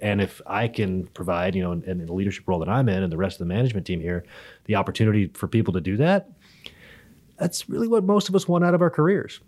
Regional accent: Berkeley, California, United States; I was born in Berkeley, California, and so Oakland A's games were my first memories, really, of my entire life

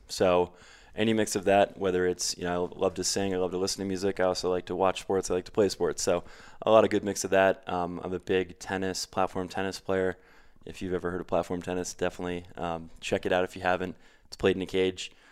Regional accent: New Canaan, Connecticut, United States; moved away as an adult; also born or lived in Queens, New York / Stamford, Connecticut / New York City; I grew up in, uh, just outside of New York City in Connecticut, the tri-state area

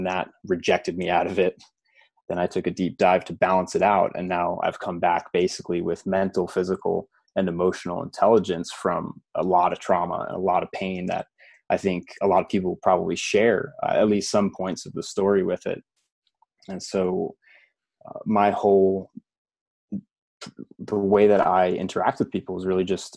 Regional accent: United States; I grew up right outside New York City

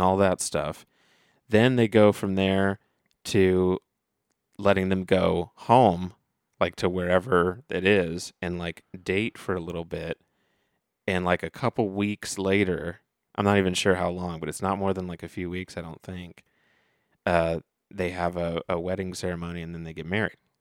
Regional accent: Dayton, Ohio, United States; I'm from Dayton, Ohio

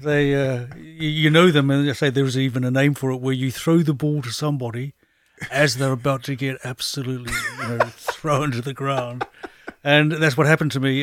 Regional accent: New Zealand; moved away; I was brought up in New Zealand

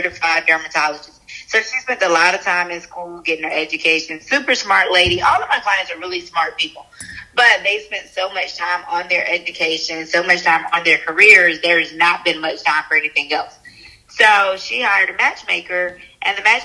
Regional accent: Charleston, United States; also born or lived in Atlanta, Georgia; I was born in Atlanta, grew up in Charleston

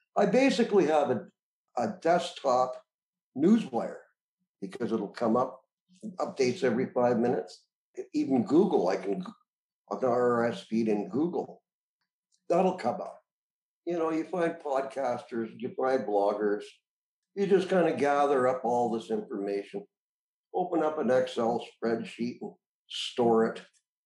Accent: Moose Jaw, Saskatchewan, Canada; moved away; also born or lived in British Columbia / Prince George / Lower Mainland; growing up in Moose Jaw, Saskatchewan

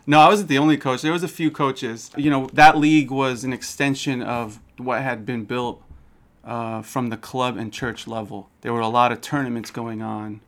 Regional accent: San Francisco, California, United States; I was born in San Francisco, grew up here my entire life, went to Berkeley

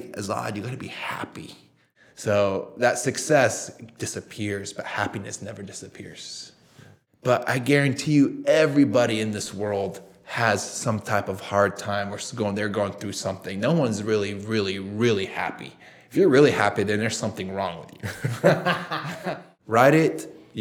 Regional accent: United States; also born or lived in Saudi Arabia; we moved to the US when I was almost around nine years old

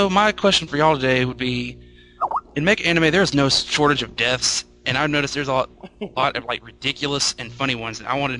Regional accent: Texas, United States; I'm from Texas.

